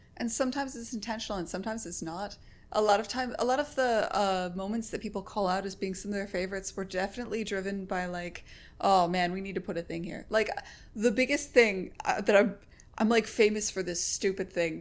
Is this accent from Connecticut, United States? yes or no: yes; Connecticut, United States; also born or lived in San Francisco; now in Boston, United States; I was born in Connecticut. I'm just used to New England culture.